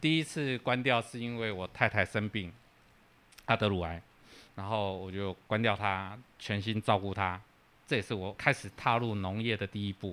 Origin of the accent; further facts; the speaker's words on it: Hsinchu, Hsinchu City, Taiwan; moved away as an adult; also born or lived in Taipei; 我出生于中央市场。 成长于中央商场，嗯，嗯。然后去外地读书奋斗了数十年以后，又回来中央商场这个地方